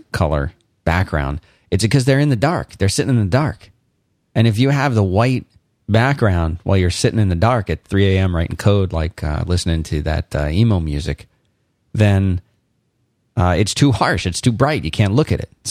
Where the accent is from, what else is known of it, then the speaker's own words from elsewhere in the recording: Philadelphia, Pennsylvania, United States; accent: Philadelphian Northeastern; moved away; also born or lived in Florida; I spent the first maybe third of my life in Philadelphia, and it was more than enough time for me to develop a Philadelphian Northeastern accent